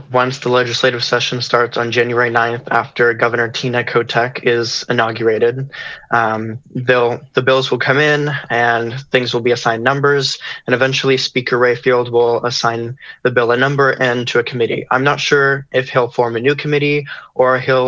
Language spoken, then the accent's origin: English; Oklahoma, United States; I'm from Oklahoma and I grew up in a conservative household. And so, that's just kind of like the community I grew up